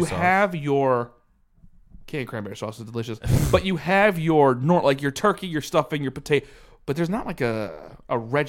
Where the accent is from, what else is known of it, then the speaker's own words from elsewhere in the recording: Pennsylvania, United States; I'm from Pennsylvania.